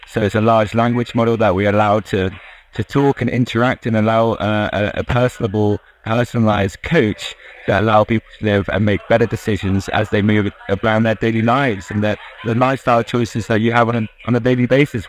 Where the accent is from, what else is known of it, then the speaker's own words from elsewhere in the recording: United Kingdom; as you may tell from my accent, I'm from the UK